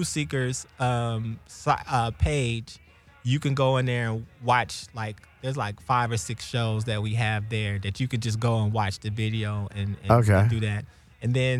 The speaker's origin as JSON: {"language": "English", "town": "Pasadena", "region": "California", "country": "United States", "said": "I'm from Pasadena"}